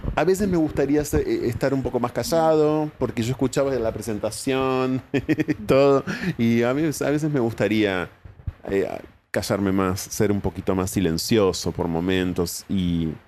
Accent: Ensenada, Buenos Aires Province, Argentina; yo nací en Ensenada

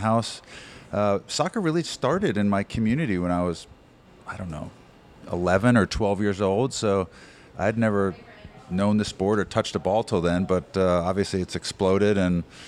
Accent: New Jersey, United States; moved away as an adult; now in Phoenix, United States; I grew up in New Jersey.

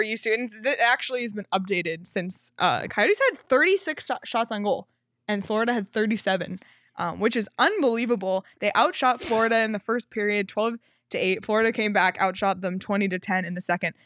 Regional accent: Canada; I'm Canadian

